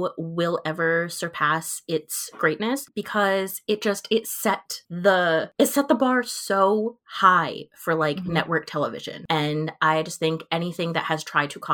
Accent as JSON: {"language": "English", "region": "Rhode Island", "country": "United States", "said": "I'm 24 years old and I'm from Rhode Island"}